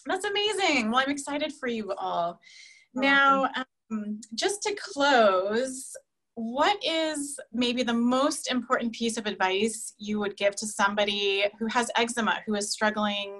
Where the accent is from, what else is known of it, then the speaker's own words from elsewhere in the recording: California, United States; I'm from California too